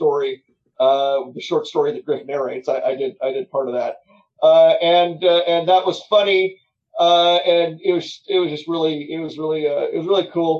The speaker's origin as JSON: {"language": "English", "town": "Memphis", "region": "Tennessee", "country": "United States", "tie": "born or raised there", "said": "Memphis, again, that's my hometown"}